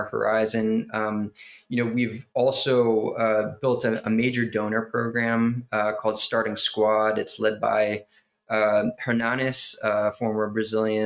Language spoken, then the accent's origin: English; United States; I am an American guy, you know, born and raised in this country